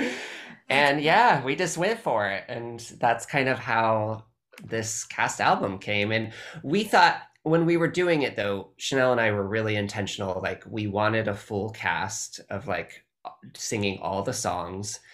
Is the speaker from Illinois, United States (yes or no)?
no; California, United States; I'm very Californian